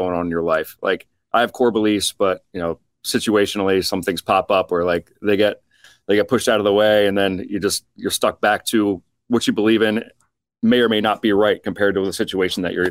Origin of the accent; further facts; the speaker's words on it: Baltimore, Maryland, United States; We're from Baltimore, Maryland.